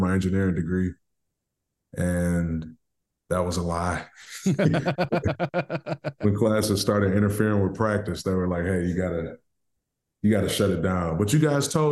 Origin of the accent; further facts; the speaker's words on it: Detroit, Michigan, United States; growing up in Detroit was very educational